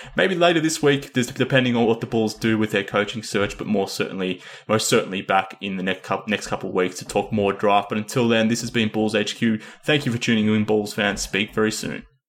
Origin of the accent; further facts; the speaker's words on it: Australia; I'm from Australia.